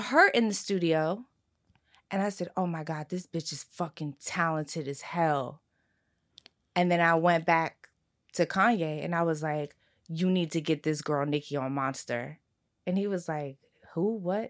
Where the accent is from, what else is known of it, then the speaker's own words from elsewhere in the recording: Philadelphia, Pennsylvania, United States; I'm also from South Philly. I, my, I grew up in a diner